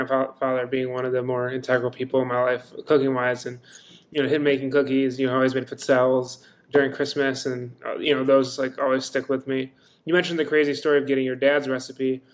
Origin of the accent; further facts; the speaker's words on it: East Coast, United States; I'm from the East Coast